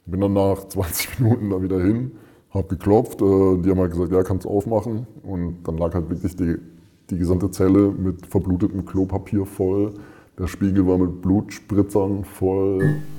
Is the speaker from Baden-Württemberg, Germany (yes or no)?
yes; Freiburg, Baden-Württemberg, Germany; also born or lived in Mönchengladbach, North Rhine-Westphalia; Ich komme ursprünglich, also gebürtig aus Mönchengladbach, Nordrhein-Westfalen. Bin aber relativ früh nach Freiburg mit meinen Eltern gezogen, bin dort groß geworden